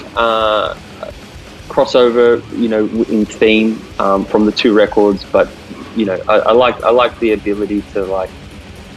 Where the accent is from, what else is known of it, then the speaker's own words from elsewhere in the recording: Australia; we're Australian